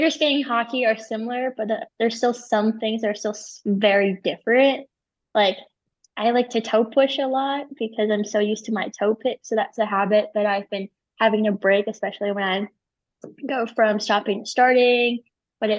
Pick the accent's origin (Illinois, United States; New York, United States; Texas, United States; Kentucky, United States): Illinois, United States; Chicago; moved away; also born or lived in Park City, Utah; I grew up in Chicago